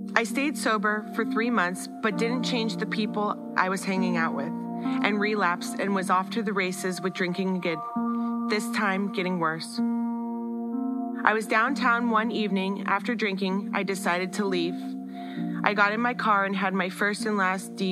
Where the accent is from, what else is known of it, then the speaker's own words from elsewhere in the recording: North Carolina, United States; also born or lived in Erie, Pennsylvania; When I was a kid, my family moved to North Carolina, and in 4 years, I went to 3 different elementary schools